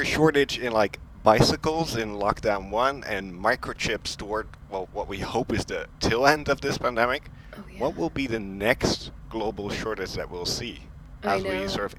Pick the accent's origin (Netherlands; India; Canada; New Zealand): Netherlands; moved away as an adult; now in Brussels, Belgium; I recently joined the App Association as a communications manager in Brussels. I'm originally from the Netherlands, but I've been living in Brussels for the last couple of years.